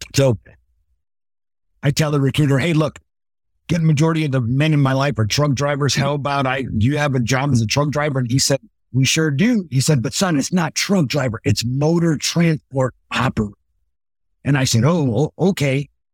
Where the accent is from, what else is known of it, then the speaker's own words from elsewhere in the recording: Los Angeles, California, United States; I grew up in Los Angeles in the eighties and nineties